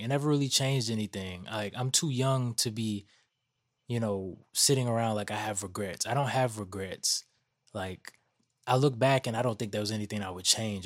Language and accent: English; Atlanta, Georgia, United States; growing up in Atlanta